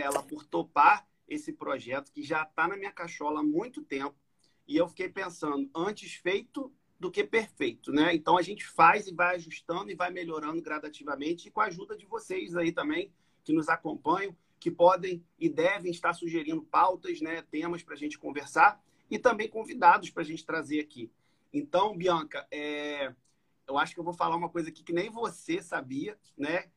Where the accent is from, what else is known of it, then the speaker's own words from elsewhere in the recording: Macaé, Rio de Janeiro, Brazil; nascido e criado em Macaé